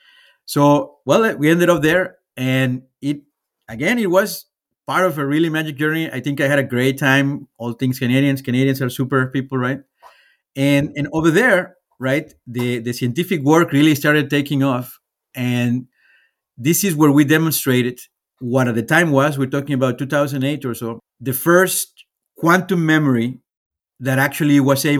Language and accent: English; Guadalajara, Jalisco, Mexico; born there; So I was born in Mexico, right? In the beautiful city of Guadalajara, right? Which is one of the largest cities in Mexico.